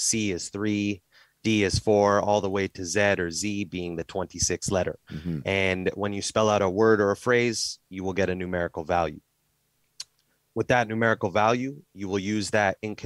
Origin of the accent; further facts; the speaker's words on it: Canada; I'm from Canada